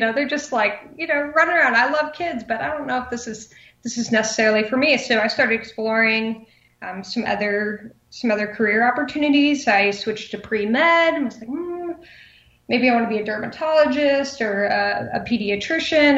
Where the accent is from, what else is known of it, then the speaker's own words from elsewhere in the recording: Oskaloosa, Iowa, United States; So I grew up in Iowa, small town called Oskaloosa